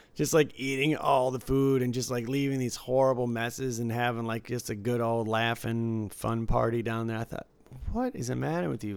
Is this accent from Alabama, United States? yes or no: no; Detroit, Michigan, United States; now in Las Vegas, United States; Growing up in Detroit